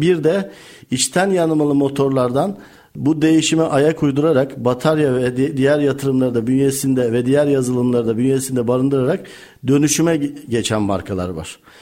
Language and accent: Turkish; Eskişehir, Turkey; moved away as an adult; now in Bursa, Turkey; 17-1974 Eskişehir doğumluyum